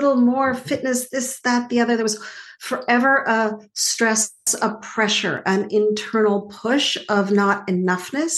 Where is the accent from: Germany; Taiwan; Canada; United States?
Canada; Montreal, Quebec; I grew up in Montreal